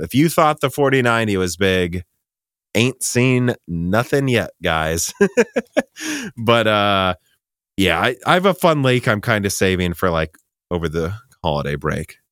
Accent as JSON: {"language": "English", "region": "Minnesota", "country": "United States", "moved": "yes", "lives_now": "Nashville, United States", "said": "we're from Minnesota"}